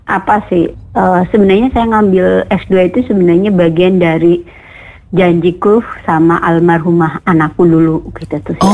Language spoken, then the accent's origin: Indonesian; Brebes, Central Java, Indonesia; now in Cirebon, Indonesia; saya aslinya Jawa Tengah sebenarnya saya aslinya Brebes